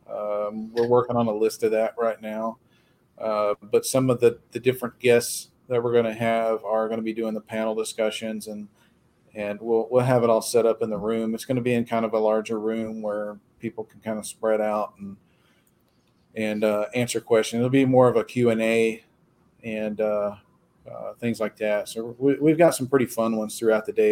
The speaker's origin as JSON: {"language": "English", "town": "Dayton", "region": "Texas", "country": "United States", "tie": "born or raised there", "said": "I'm from Dayton. I grew up here and went to school here my whole life and still live here"}